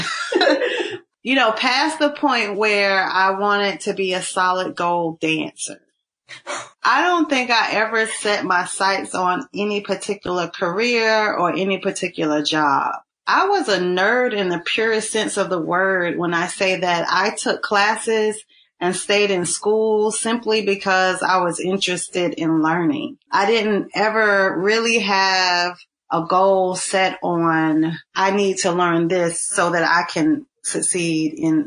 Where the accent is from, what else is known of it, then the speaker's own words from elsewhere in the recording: Burlington, North Carolina, United States; I grew up in Burlington, North Carolina